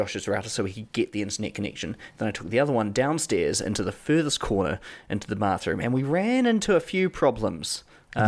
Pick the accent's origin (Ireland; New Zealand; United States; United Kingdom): New Zealand; accent: New Zealand; my New Zealand accent